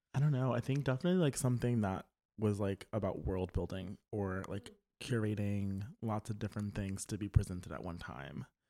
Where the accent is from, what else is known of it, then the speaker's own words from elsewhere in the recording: Louisiana, United States; I listened to the radio when I was um, growing up in Louisiana